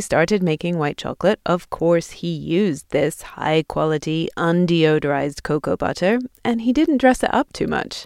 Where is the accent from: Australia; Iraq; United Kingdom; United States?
United Kingdom; England; moved away; my home country of England